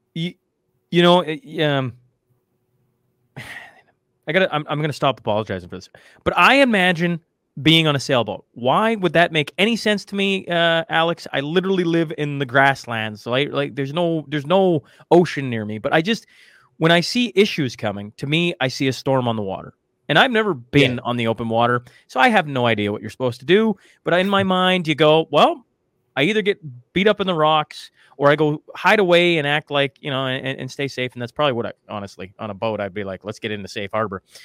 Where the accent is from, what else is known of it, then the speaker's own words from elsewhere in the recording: Canada; as a Canadian